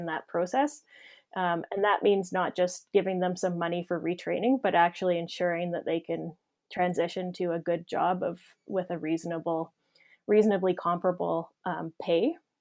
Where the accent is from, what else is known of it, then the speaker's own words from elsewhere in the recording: Saskatchewan, Canada; also born or lived in Ontario; I grew up in Saskatchewan, but I had done my graduate work in Ontario.